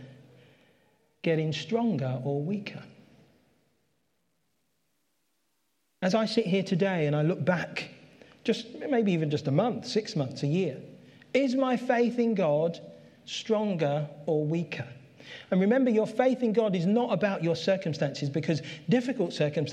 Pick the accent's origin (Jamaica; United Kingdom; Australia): United Kingdom; London; That's where I grew up. I grew up in Catford. I lived there all my life